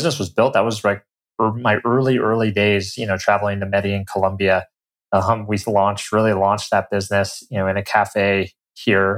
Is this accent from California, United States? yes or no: no; Colorado, United States; moved away; I'm originally from Colorado. Grew up, you know, in the mountains there